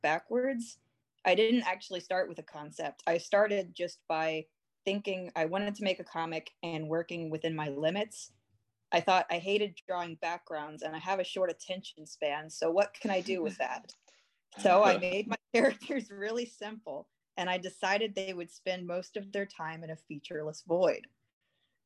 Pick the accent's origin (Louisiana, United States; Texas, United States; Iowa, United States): Texas, United States; I'm from Texas